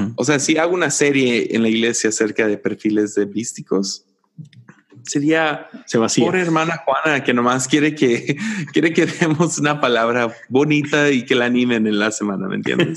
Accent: Tepic, Nayarit, Mexico; soy el vato de Tepic

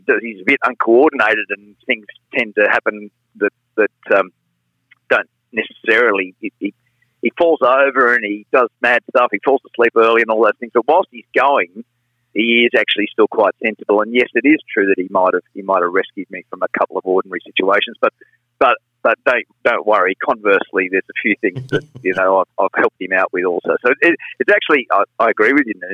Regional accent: Wyong, New South Wales, Australia; growing up on the Central Coast.

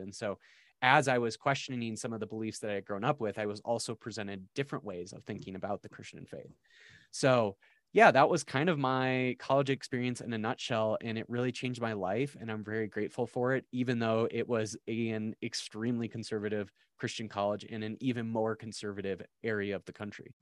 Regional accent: South Dakota, United States; I grew up in South Dakota

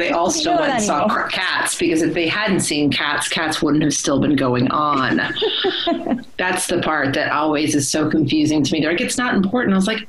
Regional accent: Texas, United States; because I'm from Texas

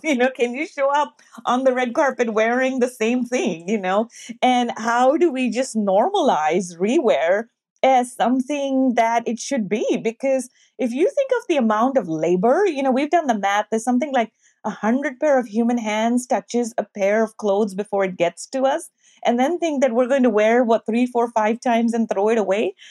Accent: Pakistan; now in United States; I'm Pakistani American. I grew up, you know, in Pakistan

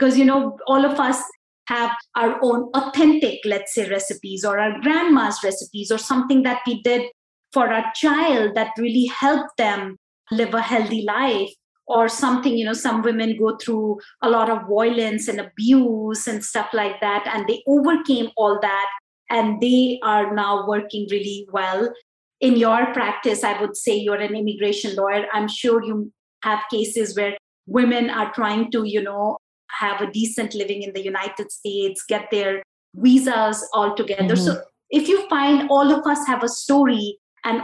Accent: India; I am this Indian lady

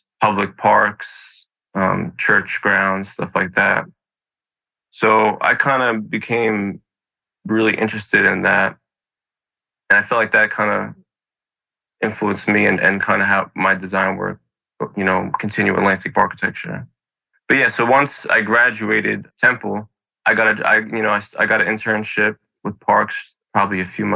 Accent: New York City, New York, United States; I was born and raised in Brooklyn, New York

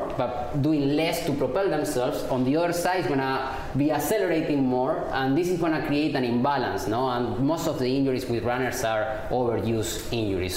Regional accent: Argentina; now in New York, United States; I'm from Argentina

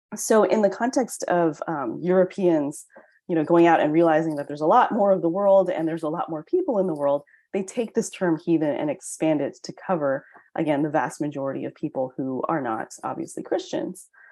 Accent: United States; I'm Chinese American

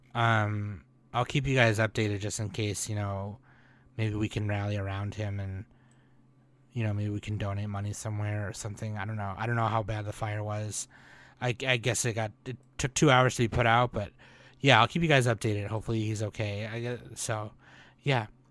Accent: United States; I'm Asian American

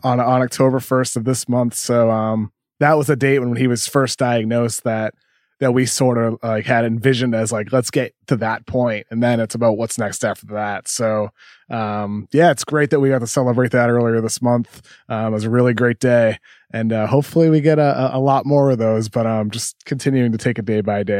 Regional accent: Massachusetts, United States; growing up in Massachusetts

